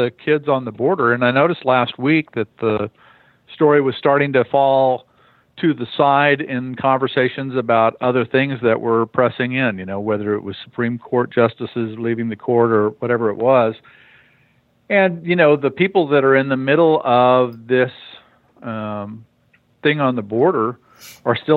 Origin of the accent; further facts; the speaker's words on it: El Paso, Texas, United States; now in Austin, United States; I was born in the Panhandle and raised in El Paso